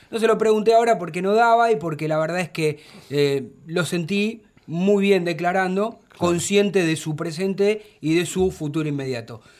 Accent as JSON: {"language": "Spanish", "region": "Buenos Aires", "country": "Argentina", "said": "Yo soy de Villa Soldati"}